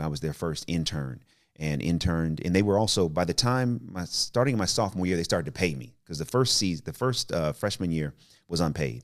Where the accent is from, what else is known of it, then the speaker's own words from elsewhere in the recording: Oakland, California, United States; also born or lived in Richmond / Berkeley / Albany; I'm from the Bay Area, you know, grew up in, you know, O-, Oakland and Richmond and, uh, Berkeley